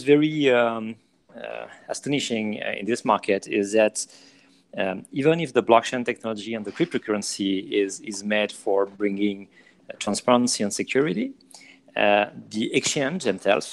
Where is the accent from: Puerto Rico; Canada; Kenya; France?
France; accent: French; English is a second language; moved away as an adult; now in New York, United States; I'm an entrepreneur, French entrepreneur, obviously. I think you hear that in my accent